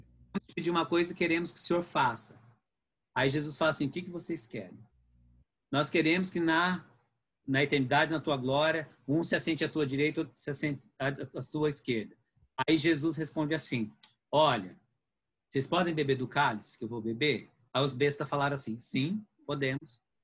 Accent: Brazil; nós somos brasileiros.

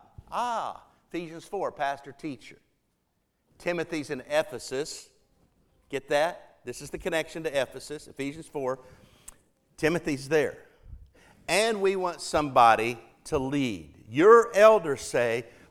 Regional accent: Oklahoma, United States; moved away; this little church I grew up in Oklahoma

